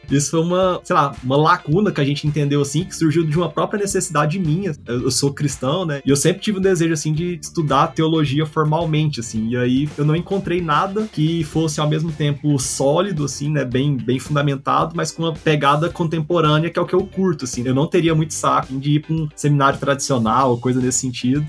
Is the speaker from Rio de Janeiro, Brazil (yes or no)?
no; Goiânia, Goiás, Brazil; eu sou daqui de Goiânia, desse lugar que eu amo